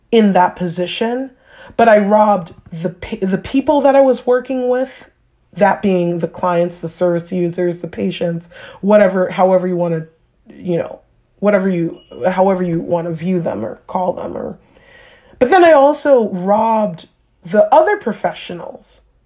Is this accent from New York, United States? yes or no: yes; New York, United States; moved away; I grew up in New York